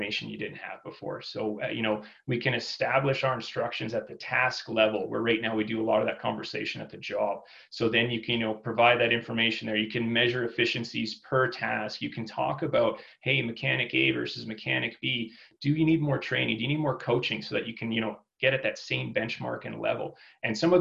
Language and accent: English; Fernie, British Columbia, Canada; I grew up in Fernie, BC